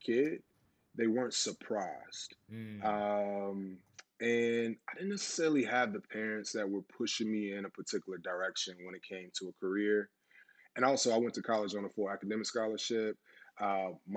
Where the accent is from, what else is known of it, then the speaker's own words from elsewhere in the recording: the South, Florida, United States; growing up in the South